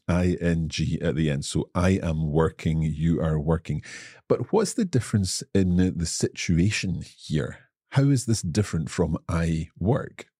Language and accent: English; Scotland, United Kingdom; I am from Scotland